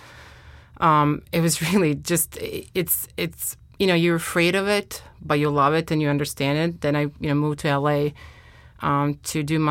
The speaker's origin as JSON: {"language": "English", "country": "Croatia", "tie": "born or raised there", "moved": "as an adult", "lives_now": "United States", "said": "I was raised in the Adriatic Sea."}